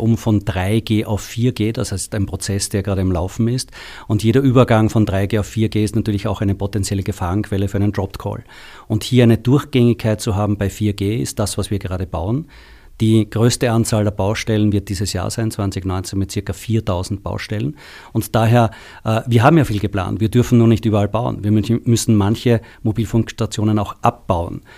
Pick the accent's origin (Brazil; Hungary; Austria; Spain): Austria; moved away as an adult; now in Germany; alle Zuhörer haben schon gehört, dass ich aus Österreich komme